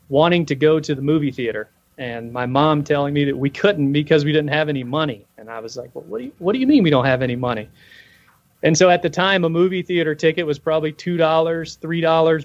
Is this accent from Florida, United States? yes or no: yes; Florida, United States; grew up in Florida